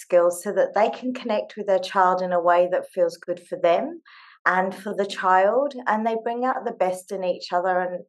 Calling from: Sydney, New South Wales, Australia; I'm dialing in from Sydney, Australia. It's 11 o'clock at night here

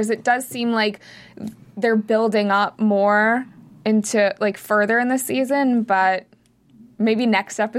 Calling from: North Carolina, United States; I'm from North Carolina.

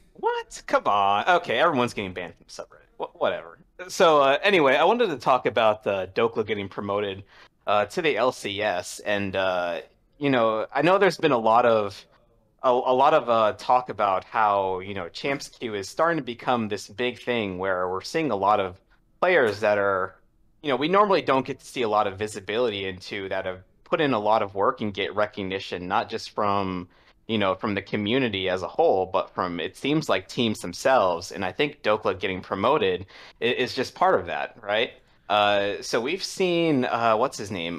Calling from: Washington, District of Columbia, United States; calling from Washington, D C

